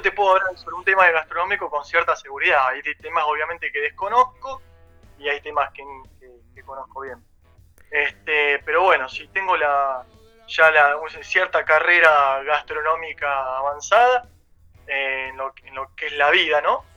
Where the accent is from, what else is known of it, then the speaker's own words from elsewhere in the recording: Bahía Blanca, Buenos Aires Province, Argentina; moved away as an adult; now in Buenos Aires, Argentina; yo vengo de Bahía Blanca, estudié gastronomía ahí cuando me vine a Buenos Aires